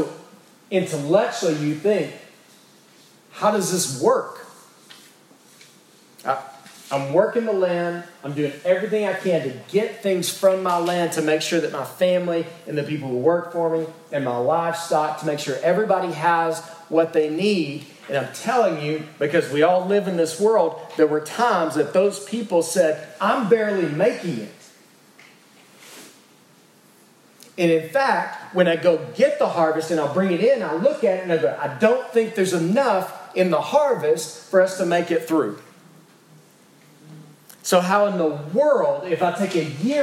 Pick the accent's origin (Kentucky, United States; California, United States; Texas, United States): Texas, United States; East; I'm from East Texas